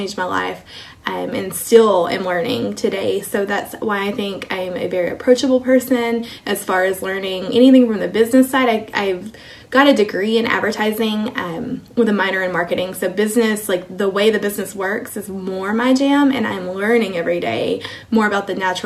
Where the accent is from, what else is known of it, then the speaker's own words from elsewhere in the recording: Kilgore, Texas, United States; moved away as an adult; also born or lived in Germany / Georgia / Hawaii / South Korea; now in Nebraska, United States; I grew up in Kilgore, Texas, which is a small town in East Texas. Lived there my entire life until I met my Army husband